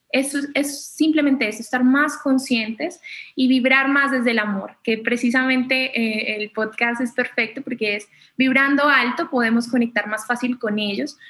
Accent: Colombia; soy colombiana

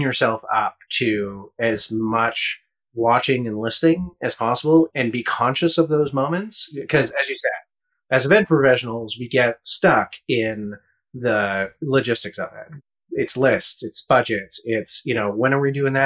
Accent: Canada; as a Canadian

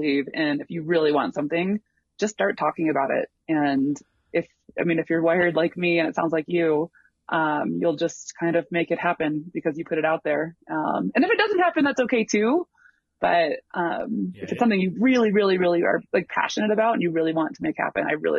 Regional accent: Tuscola, Illinois, United States; moved away; also born or lived in Chicago; I'm from a really tiny little, like, farm town

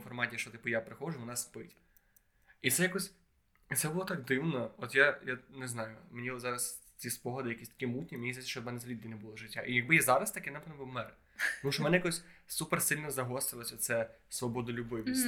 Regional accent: Khodoriv, Lviv Oblast, Ukraine; я в маленькому місці, типу, в Ходрові біля Львова.

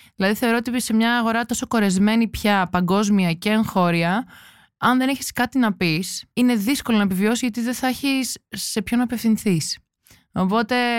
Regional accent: Santorini, South Aegean, Greece; Είμαι από τη Σαντορίνη

